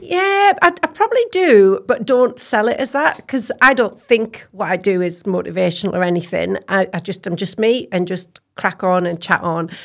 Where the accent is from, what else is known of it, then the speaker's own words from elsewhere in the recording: Cumbria, North West England, United Kingdom; moved away as an adult; now in Scotland; I am, um, born and bred in Cumbria, um, farmer's daughter on a beef and sheep hill farm, uh, between Cockermouth and Keswick, a beautiful little valley called Lawton